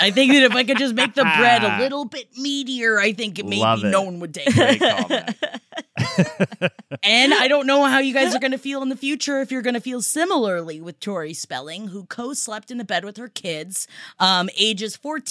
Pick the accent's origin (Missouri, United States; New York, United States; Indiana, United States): New York, United States; New York City; Growing up in Queens